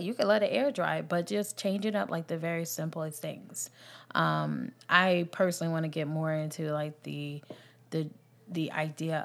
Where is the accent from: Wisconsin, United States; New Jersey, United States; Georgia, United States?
New Jersey, United States; now in the South, United States; I'm from New Jersey